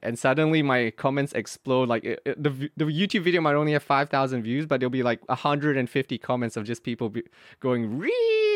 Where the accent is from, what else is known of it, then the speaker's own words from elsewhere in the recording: Australia; moved away as an adult; now in South Korea; I grew up in Australia, yeah, and, and I'm in Korea right now